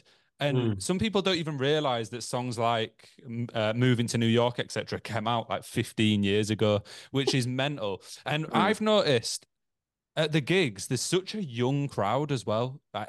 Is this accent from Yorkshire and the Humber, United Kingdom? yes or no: yes; Leeds, Yorkshire and the Humber, United Kingdom; Yeah, we're from Leeds. We're in Leeds now.